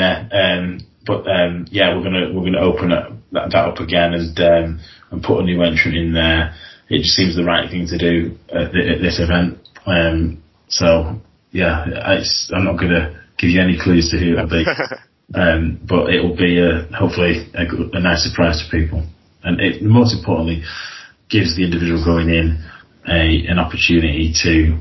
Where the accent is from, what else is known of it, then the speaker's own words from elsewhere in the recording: Blackpool, North West England, United Kingdom; I'm from Blackpool, and we do the shows in Wigan